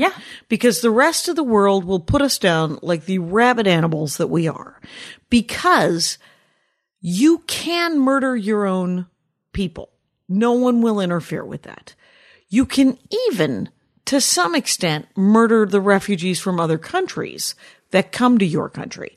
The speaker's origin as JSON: {"language": "English", "region": "Wisconsin", "country": "United States", "said": "I'm from Wisconsin"}